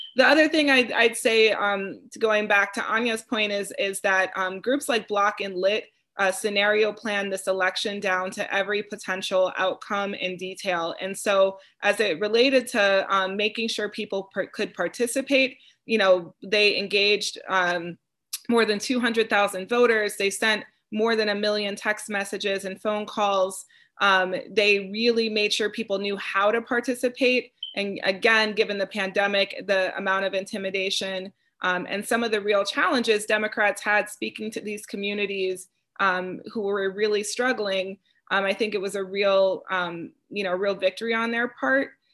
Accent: Wisconsin, United States; moved away; my home state

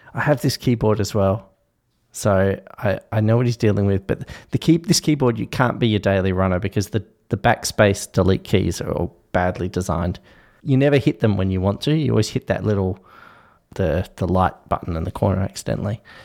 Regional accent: Tasmania, Australia; I was born in Tasmania

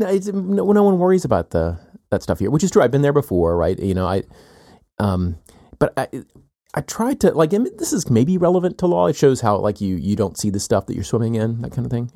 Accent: South Carolina, United States; moved away as an adult; also born or lived in Chicago / Texas / California / Northeast US; now in Athens, Georgia, United States; I grew up in South Carolina. I'm here now

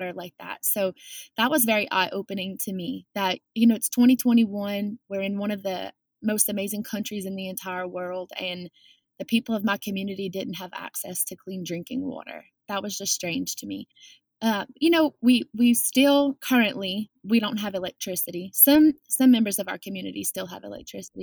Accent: South Lafourche, Louisiana, United States; we are from the South Lafourche community

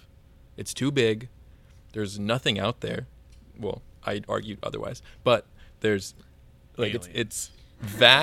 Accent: Georgia, United States; now in Houston, United States; I'm from Georgia originally, and Georgia is not at all the same as Houston

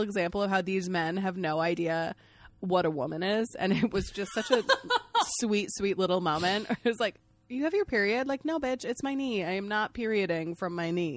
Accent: Maine, United States; I'm from Maine

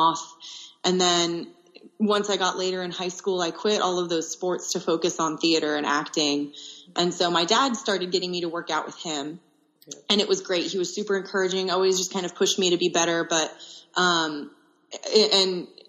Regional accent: Austin, Texas, United States; the University of Texas, which is in my hometown of Austin, Texas

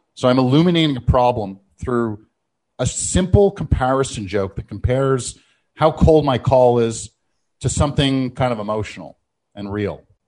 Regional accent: Canada; I'm Canadian

